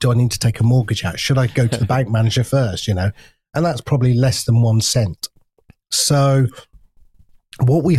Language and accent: English; United Kingdom; we're so British